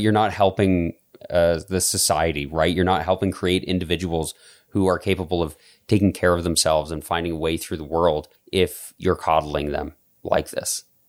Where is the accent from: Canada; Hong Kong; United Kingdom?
Canada; Calgary, Alberta; I remember, like, growing up in Calgary